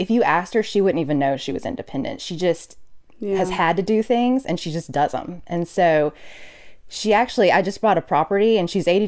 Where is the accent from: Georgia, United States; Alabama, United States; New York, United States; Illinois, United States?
Alabama, United States; Mobile; So I am originally from Alabama, okay. From the other LA, lower Alabama. Grew up in Mobile. Couldn't wait to get out of there.